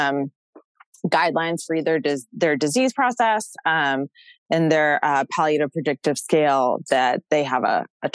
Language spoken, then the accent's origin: English; Massachusetts, United States; I'm from Massachusetts